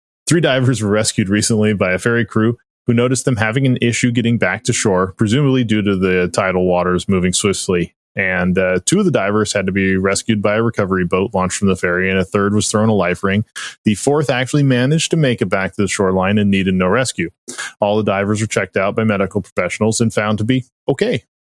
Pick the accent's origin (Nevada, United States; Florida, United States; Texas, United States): Nevada, United States; Las Vegas; I'm from Las Vegas.